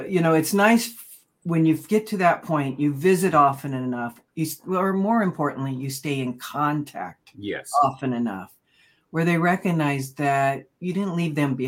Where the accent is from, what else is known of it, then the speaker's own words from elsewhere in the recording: Oklahoma, United States; moved away as an adult; now in California, United States; I was born in Oklahoma, escaped to California for a career